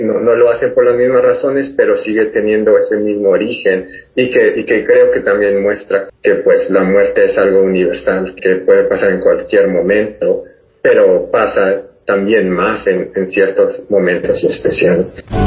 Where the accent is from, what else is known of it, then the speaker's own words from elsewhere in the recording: Ciudad Juárez, Chihuahua, Mexico; nací en Ciudad Juárez